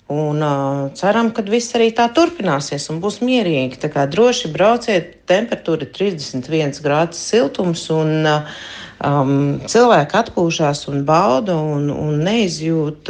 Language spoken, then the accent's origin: Latvian; Latvia; now in Hurghada, Egypt; Mēs esam patstāvīgi latvieši, kas dzīvo šeit